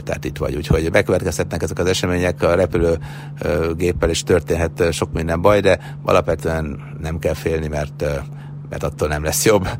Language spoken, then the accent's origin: Hungarian; Sopron, Győr-Moson-Sopron, Hungary; Már gyerekkoromban is mindig feljöttem Sopronból Budapestre